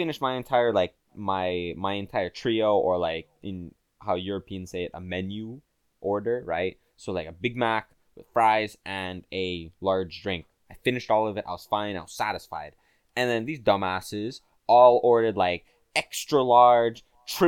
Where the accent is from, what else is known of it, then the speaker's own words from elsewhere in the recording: Quebec, Canada; I'm from Quebec